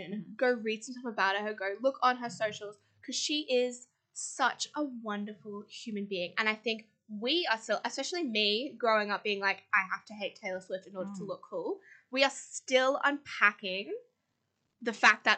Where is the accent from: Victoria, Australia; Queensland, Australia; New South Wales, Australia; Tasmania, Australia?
Queensland, Australia; I'm from Queensland